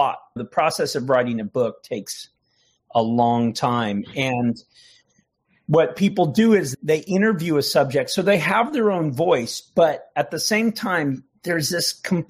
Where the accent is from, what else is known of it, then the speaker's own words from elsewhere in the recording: United States; also born or lived in Canada; I was born in Canada to Irish parents and grew up on the Mexican border